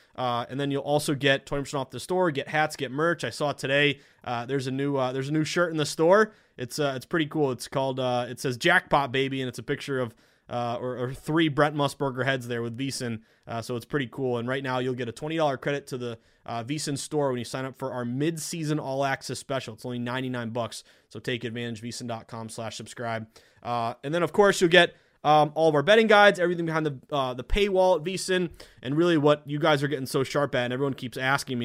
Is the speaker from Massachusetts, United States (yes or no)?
yes; Massachusetts, United States; my home state, I love my state